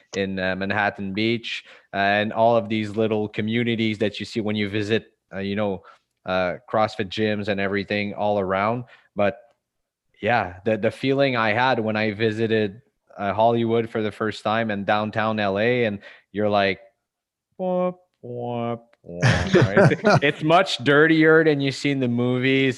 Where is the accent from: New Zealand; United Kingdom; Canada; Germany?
Canada; I'm from Canada